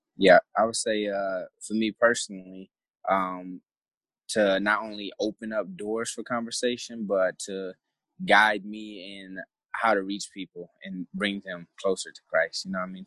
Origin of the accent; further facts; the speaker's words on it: Flint, Michigan, United States; moved away as an adult; I'm from Flint originally, Flint, Michigan